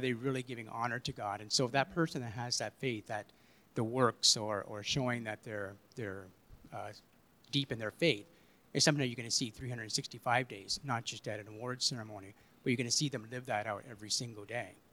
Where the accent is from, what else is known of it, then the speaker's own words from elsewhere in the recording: Kitchener, Ontario, Canada; I grew up in Kitchener